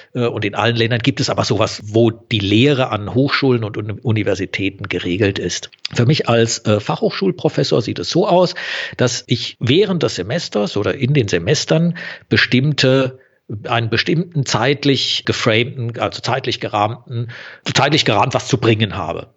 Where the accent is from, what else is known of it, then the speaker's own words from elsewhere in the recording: Southern Germany, Germany; also ich komme eher aus Süddeutschland, so ein bisschen hört man es wahrscheinlich auch im Medium